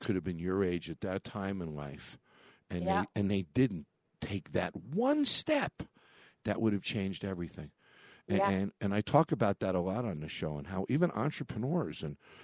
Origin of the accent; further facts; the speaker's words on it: New York, United States; I grew up in New York